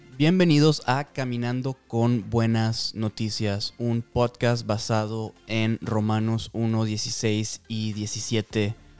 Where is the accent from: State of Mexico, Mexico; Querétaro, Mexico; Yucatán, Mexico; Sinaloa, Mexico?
Yucatán, Mexico; Mérida; moved away as an adult; also born or lived in Guatemala; now in Omaha, United States; soy de México, soy de Mérida, Yucatán